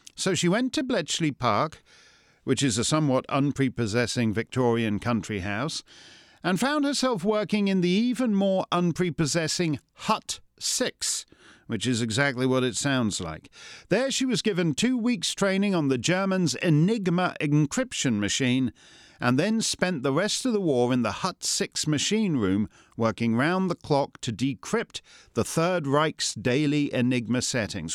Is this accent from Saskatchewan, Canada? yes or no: no; Toronto, Ontario, Canada; my hometown of Toronto